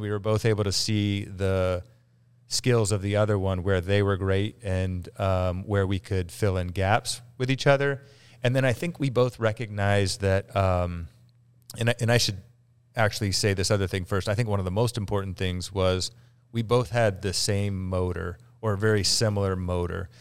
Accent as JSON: {"language": "English", "town": "Galena", "region": "Ohio", "country": "United States", "tie": "born or raised there", "said": "Galena, Ohio."}